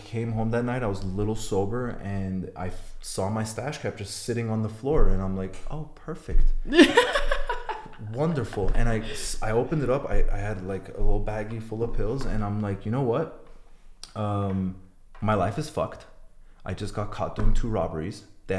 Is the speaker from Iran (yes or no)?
yes; Iran; born there; So I'm Armenian. I was born in Iran, and we don't have a race in prison.